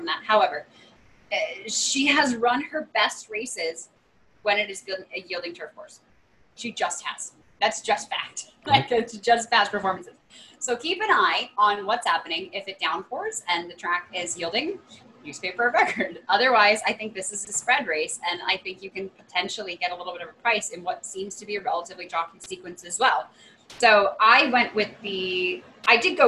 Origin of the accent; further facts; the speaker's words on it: near Belmont Park, New York, United States; moved away; I grew up 8 miles away from Belmont.